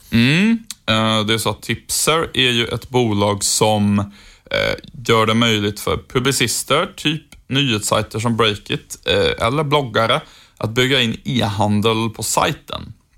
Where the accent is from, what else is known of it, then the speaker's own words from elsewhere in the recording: Sjuntorp, Västra Götaland, Sweden; moved away; Sjuntorp där jag kommer ifrån ligger i Trollhättans kommun, så Trollhättan är ju på sätt och vis min gamla hemstad